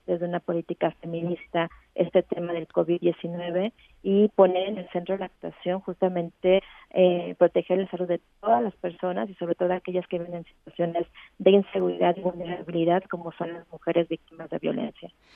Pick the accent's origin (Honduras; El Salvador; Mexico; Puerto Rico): Mexico; nosotros implementarlo como Estado mexicano